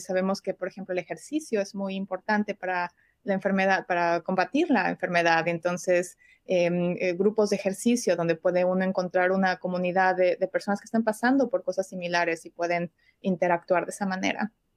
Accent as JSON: {"language": "Spanish", "region": "Mexico City", "country": "Mexico", "moved": "as an adult", "lives_now": "Chicago, United States", "said": "soy originalmente de México, de la Ciudad de México, pero resido aquí en Chicago desde hace ya unos 10 años"}